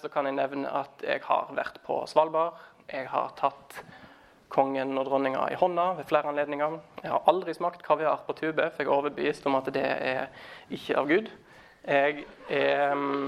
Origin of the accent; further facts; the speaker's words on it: Os, Vestland, Norway; also born or lived in Stavanger / Thailand; now in Trondheim, Norway; Jeg er eh, fra Os utenfor Bergen